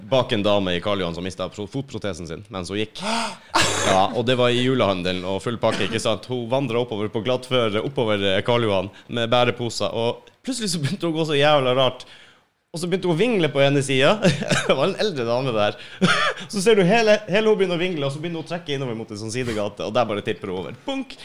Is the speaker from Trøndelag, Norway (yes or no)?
no; Oslo, Norway; jeg vokste opp i Oslo, da fra jeg var 17